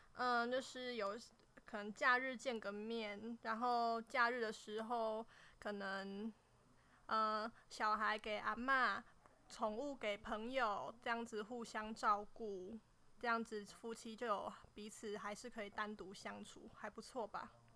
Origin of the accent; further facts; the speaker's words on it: Nantou County, Taiwan; 我是来自南投的